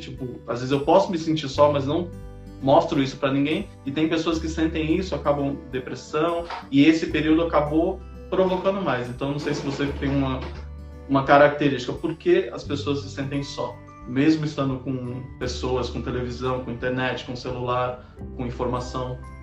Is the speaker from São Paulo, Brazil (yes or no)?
yes; São Paulo, Brazil; sou de São Paulo, moro na Bela Vista